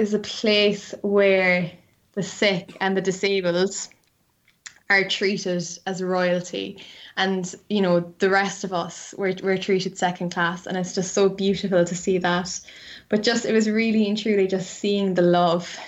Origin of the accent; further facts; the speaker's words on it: Cork, Munster, Ireland; moved away as an adult; now in Dublin, Ireland; I'm from Cork